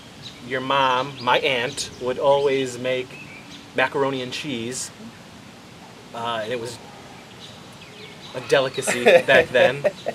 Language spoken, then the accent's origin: English; Wellsville, United States; growing up in Wellsville